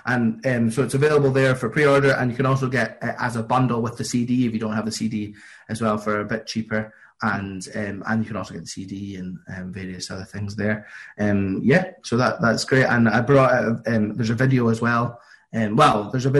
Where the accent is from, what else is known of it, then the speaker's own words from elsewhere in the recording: Linlithgow, Scotland, United Kingdom; in Linlithgow in my hometown